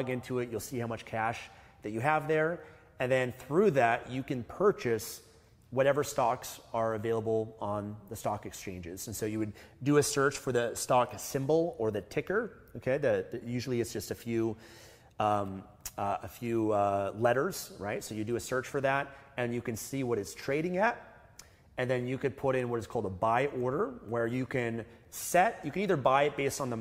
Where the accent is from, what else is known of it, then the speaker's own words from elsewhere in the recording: Canada; we're from Canada, that's where we started investing